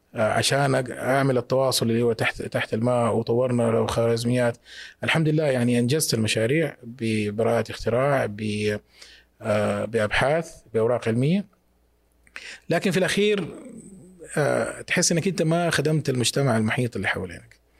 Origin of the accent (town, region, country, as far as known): Mecca, Makkah Province, Saudi Arabia; born or raised there